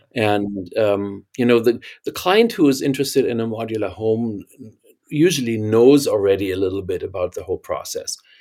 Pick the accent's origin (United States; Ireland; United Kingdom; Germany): Germany; accent: German; English is a second language; moved away; I can't hide my German accent